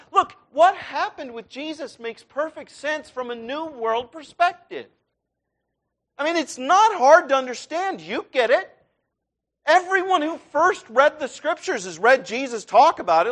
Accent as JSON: {"language": "English", "region": "Iowa", "country": "United States", "tie": "born or raised there", "moved": "yes", "said": "I grew up in Iowa"}